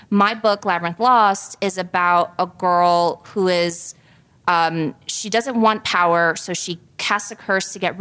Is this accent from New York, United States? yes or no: yes; New York City, New York, United States; also born or lived in Guayaquil, Ecuador / Montana; I grew up in a very, very diverse neighborhood in Queens, New York. I'm from Hollis.